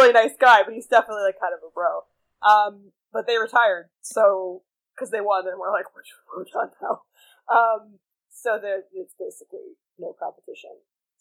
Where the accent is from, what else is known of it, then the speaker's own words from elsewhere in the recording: United States; I'm an American